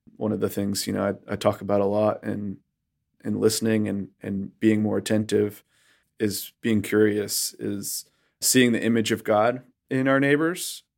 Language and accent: English; Western Massachusetts, United States; moved away as an adult; now in North Carolina, United States; I grew up in Western Massachusetts, in a place that Barna calls the most post-Christian area of the United States